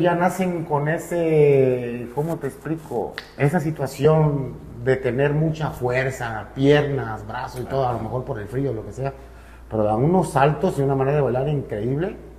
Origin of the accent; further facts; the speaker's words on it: Cuba; moved away as an adult; also born or lived in Russia / Mérida, Mexico; now in Veracruz, Mexico; yo sí soy cubano